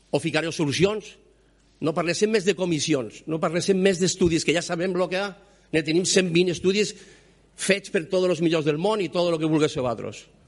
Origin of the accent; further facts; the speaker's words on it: Ebro Delta, Catalonia, Spain; la meva terra